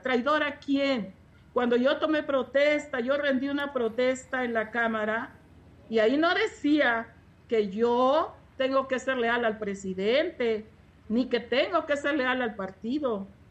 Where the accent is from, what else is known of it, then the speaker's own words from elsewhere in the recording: Chiapas, Mexico; soy de mi distrito de raíces indígenas, porque lo puedo comprobar y soy chiapaneca